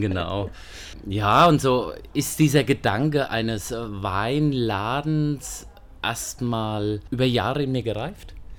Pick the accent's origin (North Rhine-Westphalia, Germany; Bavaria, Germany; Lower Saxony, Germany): Bavaria, Germany; Aschaffenburg; moved away as an adult; now in Wiesbaden, Germany; Ich komme aus Aschaffenburg ursprünglich